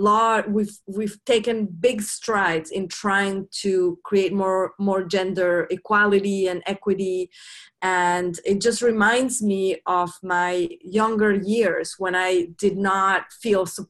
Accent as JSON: {"language": "English", "country": "Mexico", "tie": "born or raised there", "moved": "as an adult", "lives_now": "United States", "said": "I grew up in Mexico"}